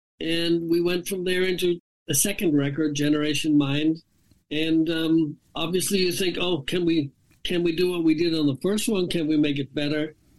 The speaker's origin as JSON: {"language": "English", "country": "Ireland", "said": "I'm Irish, of course, and I put a lot of dignity and a lot of pride into what I do."}